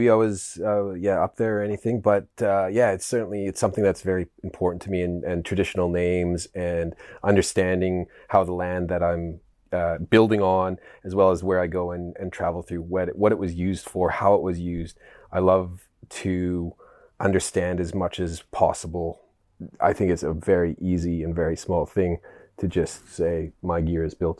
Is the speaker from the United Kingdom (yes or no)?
no; British Columbia, Canada; born there; Well, I was born in Canada, in British Columbia.